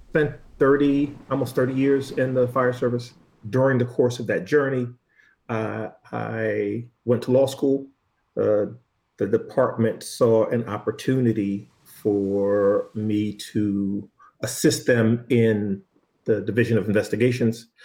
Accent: Boston, Massachusetts, United States; I was born in Boston, right? And at five years old, I remember the police kicking in the door of my family's home

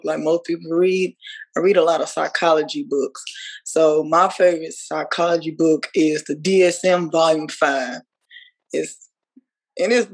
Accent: Dallas, Texas, United States; I was brought up in North Dallas

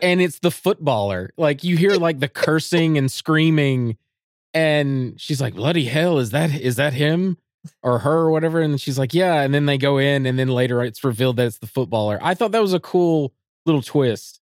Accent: United States; as an American

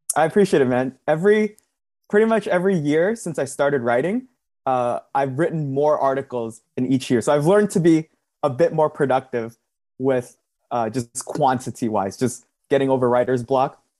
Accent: Southern California, United States; I'm from Southern California

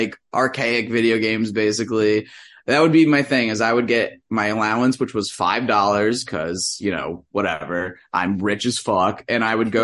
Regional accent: Connecticut, United States; moved away as an adult; now in Lincoln, United States; Growing up in Connecticut.

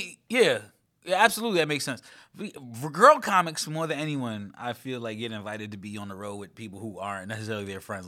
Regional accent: New York City, New York, United States; I grew up in Flatbush

